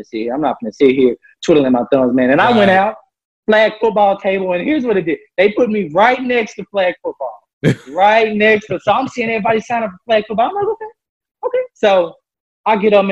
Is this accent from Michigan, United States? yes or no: no; Memphis, Tennessee, United States; I'm from Memphis, Tennessee